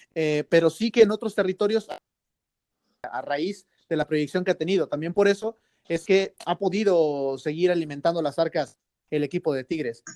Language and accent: Spanish; Mexico; now in Spain; ser mexicano